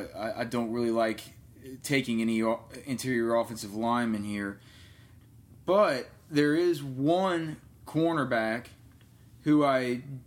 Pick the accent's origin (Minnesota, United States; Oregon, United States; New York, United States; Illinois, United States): Illinois, United States; Chicago; Back to my hometown. My digs. We're going to Chicago, going to Chi-Town